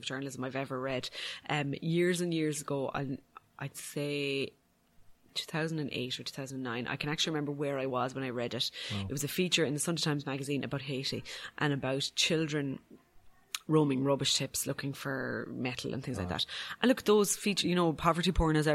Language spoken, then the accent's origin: English; Ireland; as an Irish person